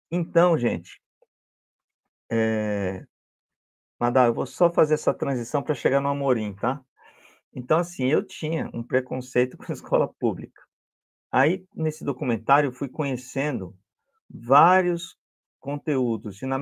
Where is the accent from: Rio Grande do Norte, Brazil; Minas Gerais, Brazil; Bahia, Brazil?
Bahia, Brazil; Salvador; ainda mais eu vim de Salvador, Bahia, a escola pública lá não é como São Paulo.